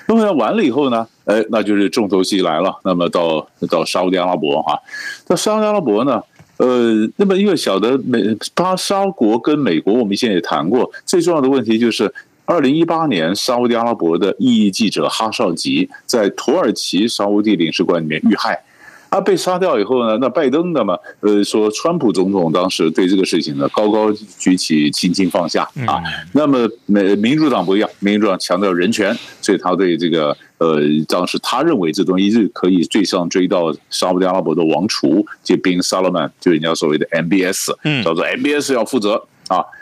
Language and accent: Chinese; Taiwan; 就我们台湾人常讲的方法，讲说法，这就是带着钢盔往前冲啊！